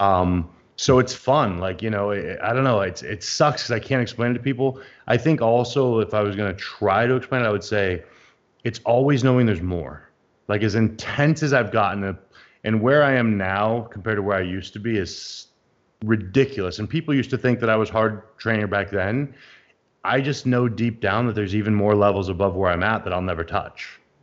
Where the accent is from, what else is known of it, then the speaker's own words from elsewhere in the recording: United States; as an American